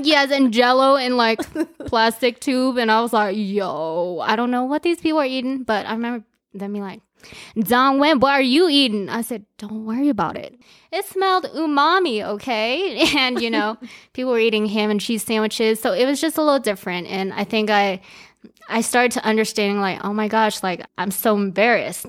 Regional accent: Aurora, Colorado, United States; English is a second language; also born or lived in Japan / China; I grew up in Aurora, Colorado, also known as A Town

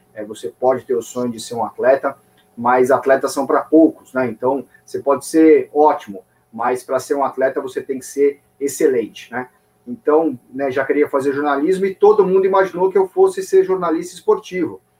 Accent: São Paulo, Brazil; sou de São Paulo, nascido e criado em São Paulo

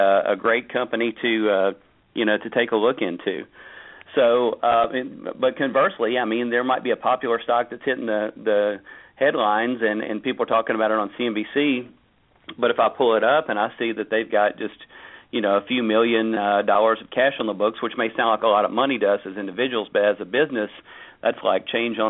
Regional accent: United States; for me as an American

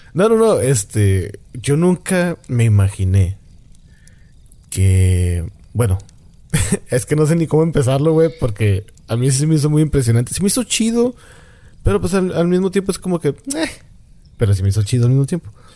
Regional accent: Mexico; De México

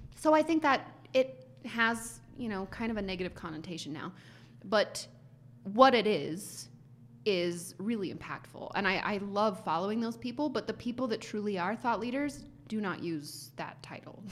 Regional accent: United States; as an American who speaks very little Spanish

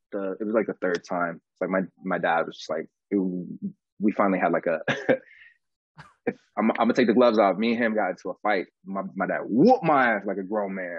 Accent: Orlando, Florida, United States; moved away as an adult; now in Los Angeles, United States; I grew up in Orlando

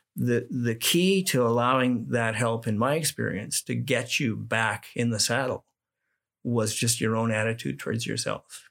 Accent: Manitoba, Canada; as a young guy growing up in Manitoba

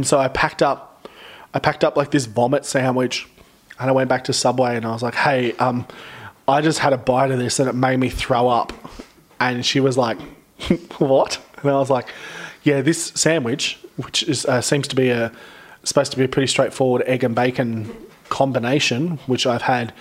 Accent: Central Coast, New South Wales, Australia; also born or lived in Hornsby; I grew up on the Central Coast

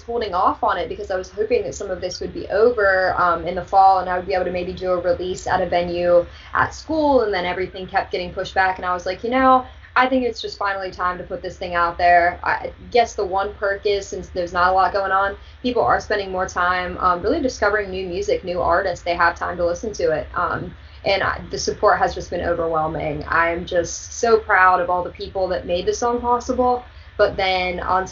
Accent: Mifflin County, Pennsylvania, United States; Mifflin County 4-H Fair

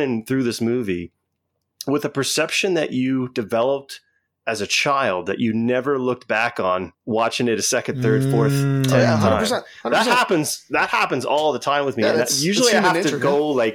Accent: Tecumseh, Ontario, Canada; also born or lived in Windsor, Ontario; I moved from Windsor to Tecumseh when I was in grade 3.

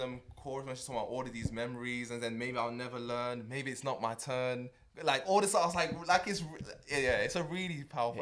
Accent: United Kingdom; as a Brit

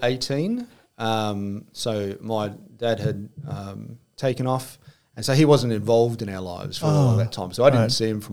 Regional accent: Adelaide, South Australia, Australia; moved away as an adult; also born or lived in Canberra / Goulburn; now in Port Macquarie, Australia; We moved back to Adelaide. Because mainly all the family was around Adelaide. Yes. So then grew up there until I was about 18.

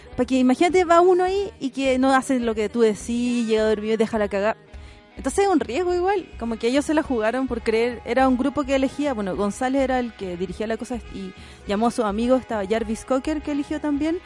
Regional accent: Santiago, Santiago Metropolitan Region, Chile; yo soy de San Miguel, ahora vivo del centro.

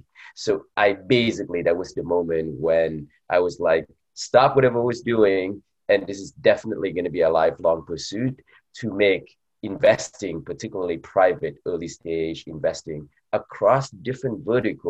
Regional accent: Bay Area, California, United States; also born or lived in Vietnam / New York; growing up in the Bay Area

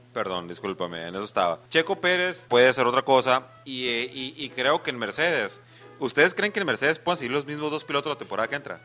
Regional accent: Mexico; como soy mexicano

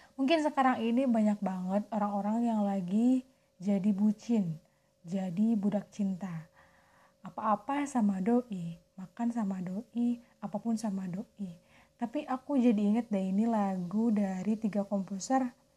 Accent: Soreang, West Java, Indonesia; Aku orang Soreang. Balik Bandung asli.

